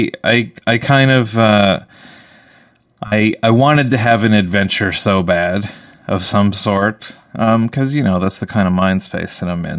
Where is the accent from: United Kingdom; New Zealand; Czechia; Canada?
Canada; I'm a Canadian